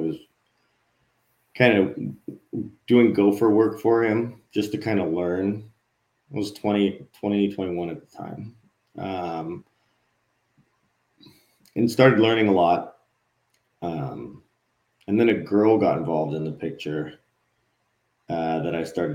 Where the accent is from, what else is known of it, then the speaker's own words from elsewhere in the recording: Hawaii, United States; I grew up in Hawaii